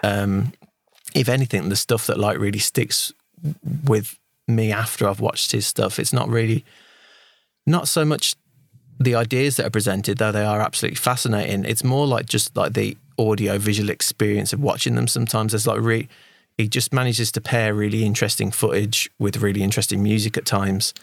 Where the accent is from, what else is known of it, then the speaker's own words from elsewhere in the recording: United Kingdom; as a Brit